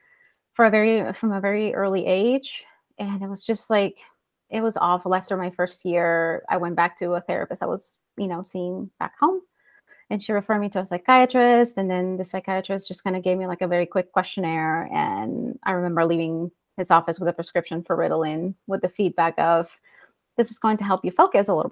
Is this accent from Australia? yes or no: no; El Salvador; moved away as an adult; now in Iowa, United States; I'm originally from El Salvador in Central America. So I was born and raised there.